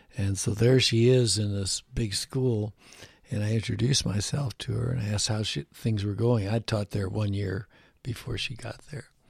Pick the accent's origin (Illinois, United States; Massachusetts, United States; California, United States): Illinois, United States; Chicago; I was born in Chicago, Illinois, in, uh, the Pullman area.